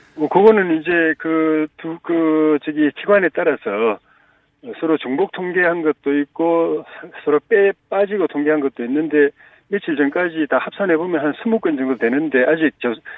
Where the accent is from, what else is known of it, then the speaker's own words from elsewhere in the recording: South Korea; 제가 마침 어릴 때 낙동강 밑에서 태어나가지고 지류지천에서 자라가지고